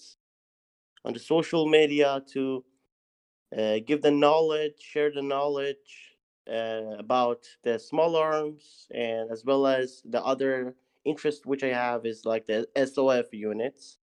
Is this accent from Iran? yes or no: yes; Iran; I'm from Iran